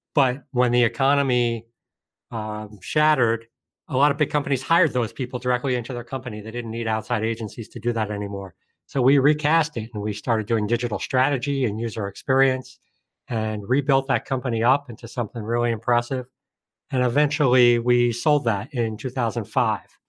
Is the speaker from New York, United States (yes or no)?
yes; Colonie, New York, United States; I grew up just outside of Albany, New York, upstate New York, in a town called Colony.